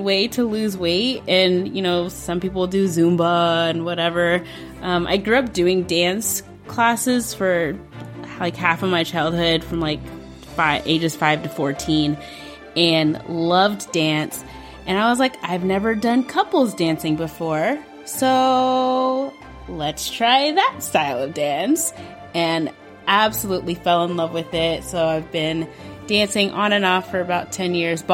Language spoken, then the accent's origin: English; Kentucky, United States; I grew up in Kentucky. I'm a Kentucky girl, and I am a first-generation American